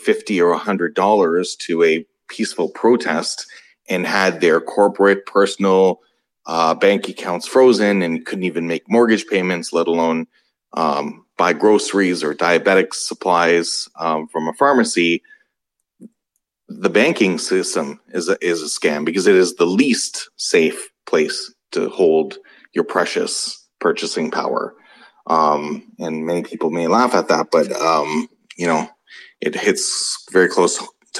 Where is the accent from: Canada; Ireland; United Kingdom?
Canada; as a Canadian who was watching, you know, all that was going on with the Freedom Convoy